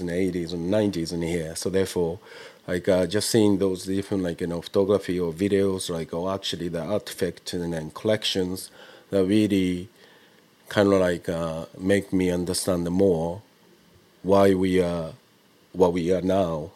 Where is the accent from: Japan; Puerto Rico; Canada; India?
Japan; now in London, United Kingdom; I've been living abroad for quite a long time, but I was born and bred in Japan.